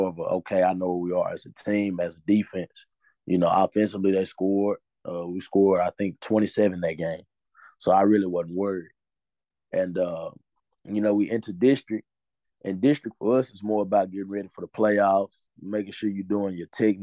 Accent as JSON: {"language": "English", "town": "Dallas", "region": "Texas", "country": "United States", "tie": "born or raised there", "also_born_or_lived": "Grand Prairie, Texas", "said": "I was raised around Skyline and Lincolnish area"}